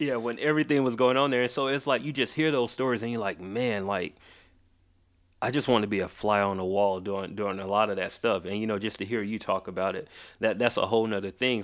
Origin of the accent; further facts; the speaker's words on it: Macon, Georgia, United States; also born or lived in Atlanta; I was born here, but I was raised in a city called, uh, Macon